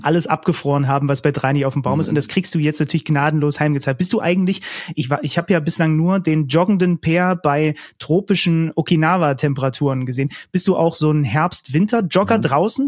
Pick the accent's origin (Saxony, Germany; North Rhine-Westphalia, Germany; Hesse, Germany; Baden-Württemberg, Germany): Saxony, Germany; Zwickau; also born or lived in Reinsdorf; Zwickau, geboren in Zwickau